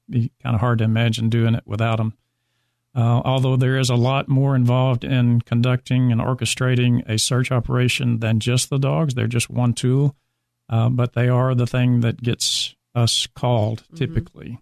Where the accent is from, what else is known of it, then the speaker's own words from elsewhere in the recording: Alabama, United States; moved away as an adult; now in Dallas, United States; I did become a reserve deputy in my hometown in Alabama as when I became 21